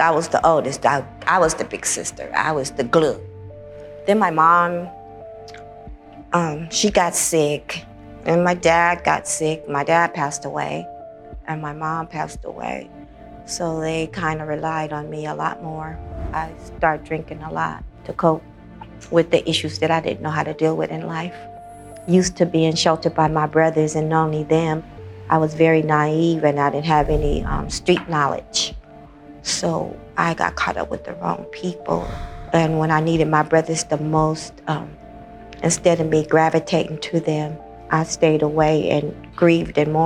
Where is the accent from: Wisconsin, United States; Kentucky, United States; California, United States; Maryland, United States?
California, United States; Los Angeles; I was born and raised in Los Angeles, California